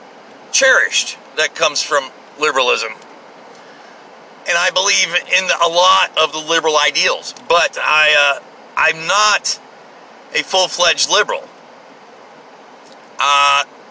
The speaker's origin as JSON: {"language": "English", "country": "United States", "said": "I'm just a blue-collar, hard-working American"}